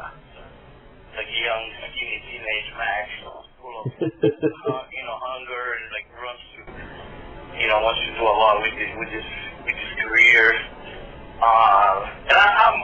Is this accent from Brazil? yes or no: yes; Brazil; I grew up in Brazil